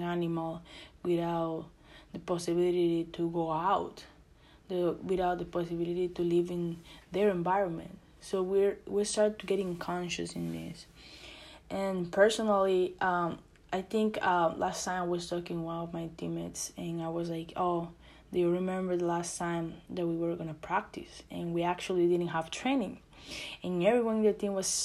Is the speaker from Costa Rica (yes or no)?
yes; Costa Rica; English is a second language; moved away as an adult; now in United States; I'm from Costa Rica